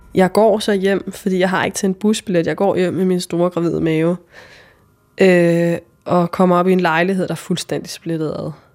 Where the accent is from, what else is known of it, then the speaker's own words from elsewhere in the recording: Denmark; moved away; jeg kommer fra Jylland på det her tidspunkt, og jeg er 22 år